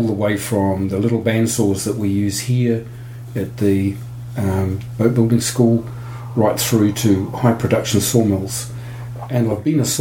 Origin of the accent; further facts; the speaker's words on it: Taumarunui, Manawatū-Whanganui, New Zealand; I grew up in New Zealand. I was born in the central North Island town of Tamaranui